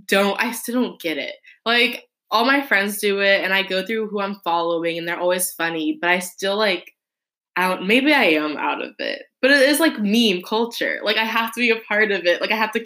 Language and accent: English; Texas, United States; they grew up in Michigan, I grew up in Texas, but, like, we still were living the same life.